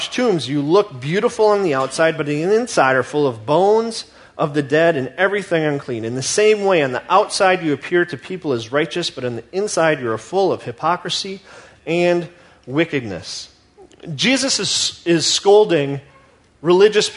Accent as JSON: {"language": "English", "country": "United States", "said": "as American Christians"}